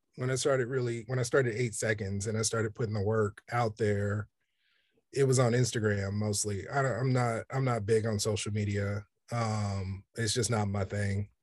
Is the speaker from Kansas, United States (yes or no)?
yes; Kansas City, Kansas, United States; I grew up in Kansas City, Kansas